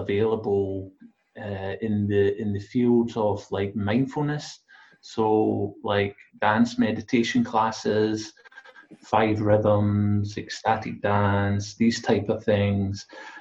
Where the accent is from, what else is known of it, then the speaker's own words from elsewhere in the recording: Glasgow, Scotland, United Kingdom; I'm from Glasgow.